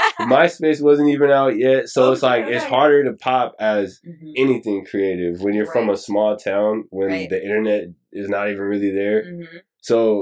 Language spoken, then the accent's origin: English; Murrieta, California, United States; moved away as an adult; also born or lived in San Diego, California; now in Los Angeles, United States; And then we moved when I was like 3. So I was raised in Marietta pretty much.